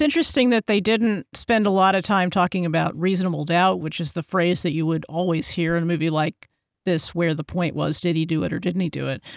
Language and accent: English; Texas, United States; I'm from Texas